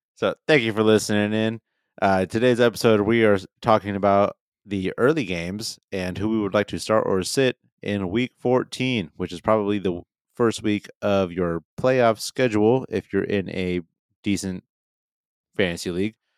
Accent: the Northwest, Pacific Northwest, United States; We're from the Northwest

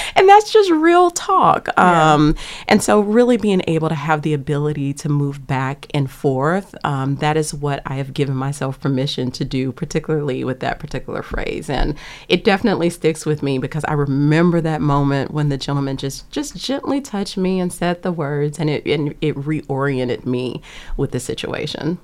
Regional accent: Lake Charles, Louisiana, United States; now in Cambridge, United States; I am from Lake Charles, Louisiana, on the bayou. Um, grew up there

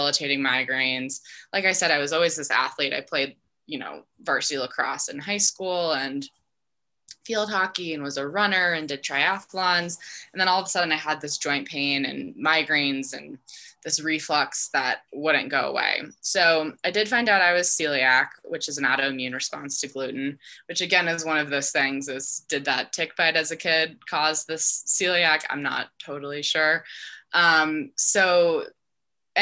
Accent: Denver, Colorado, United States; also born or lived in Dallas, Texas; grew up here in Denver

